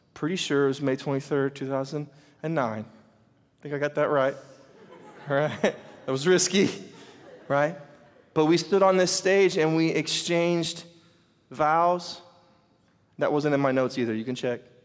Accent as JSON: {"language": "English", "country": "United States", "said": "I'm from Carter County, we call them four wheelers"}